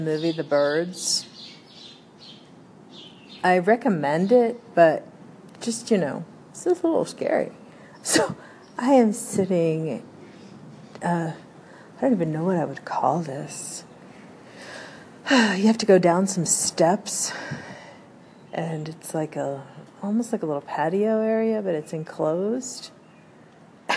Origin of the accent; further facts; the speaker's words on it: Denver, Colorado, United States; I was born in Denver, Colorado. I am the first American in my family